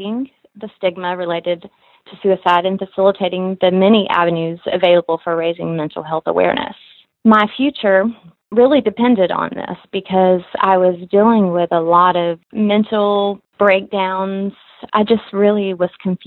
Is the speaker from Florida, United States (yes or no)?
yes; Cantonment, Florida, United States; also born or lived in Pensacola, Florida; from Pensacola, Florida. I actually grew up in Cantonment, and I currently live in Pensacola